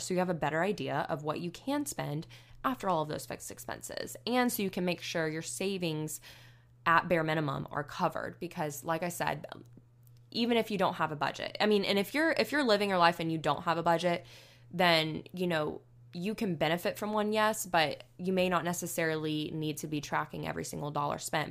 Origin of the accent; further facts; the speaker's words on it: Northwest Florida, United States; moved away as an adult; also born or lived in Alabama; I grew up in Northwest Florida, which is basically, like, the equivalent of South Alabama